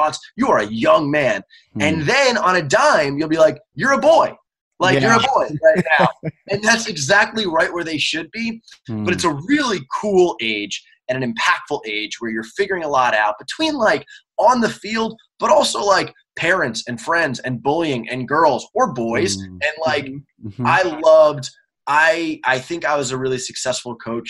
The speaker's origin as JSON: {"language": "English", "region": "New York", "country": "United States", "tie": "born or raised there", "said": "I lived in New York"}